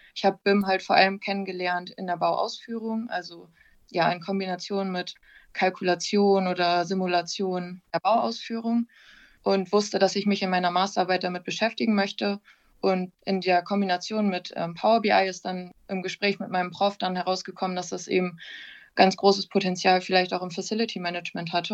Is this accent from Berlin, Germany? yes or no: no; Wilhelmshaven, Lower Saxony, Germany; also born or lived in Oldenburg; ich komme ursprünglich aus Wilhelmshaven